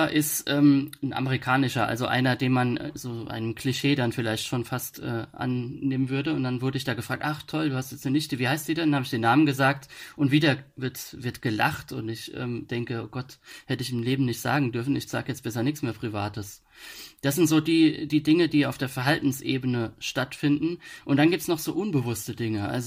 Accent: Rhineland-Palatinate, Germany; accent: Palatinate dialect; und da habe ich dann natürlich im pfälzischen Dialekt ge

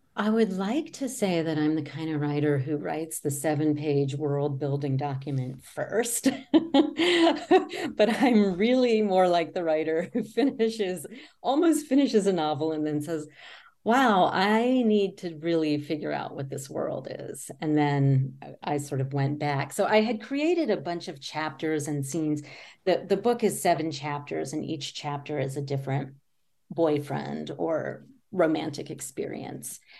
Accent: near Richmond, Virginia, United States; I grew up near Richmond, Virginia

